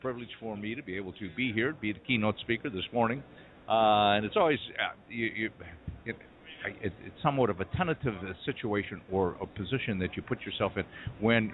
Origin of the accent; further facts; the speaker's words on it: Appleton, Wisconsin, United States; now in Pittsburgh, United States; I from Appleton